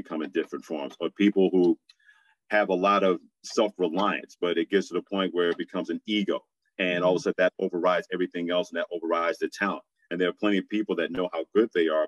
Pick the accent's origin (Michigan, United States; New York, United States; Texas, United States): New York, United States; New York City; when we would go to church each and every Sunday growing up in Brooklyn, New York